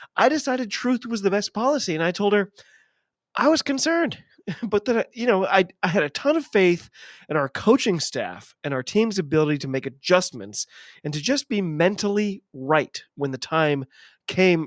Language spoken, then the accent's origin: English; United States; I'm an American